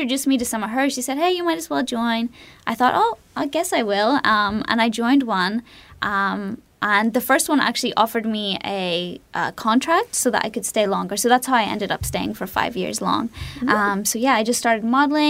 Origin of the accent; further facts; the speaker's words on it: Northern Ireland, United Kingdom; moved away as an adult; now in Japan; And in Northern Ireland, there's just not a lot of outlet for any of those interests